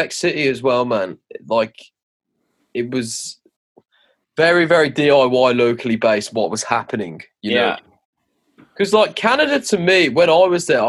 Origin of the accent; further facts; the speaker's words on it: England, United Kingdom; As an English person where the country's like this big